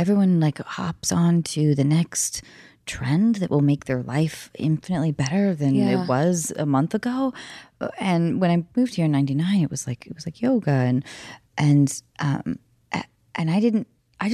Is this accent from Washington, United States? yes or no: yes; north of Seattle, Washington, United States; moved away; I grew up in Seattle or north of Seattle, I should say. Seattle always sounds way too. Like hip for where I actually grew up.